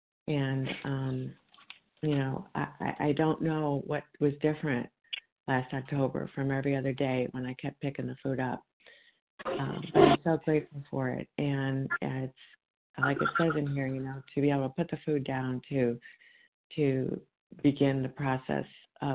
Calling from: Illinois, United States; from Illinois.

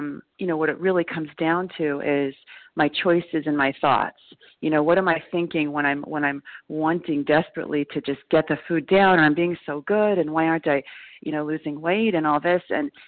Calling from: New York, United States; recovered compulsive overeater. I'm calling from New York.

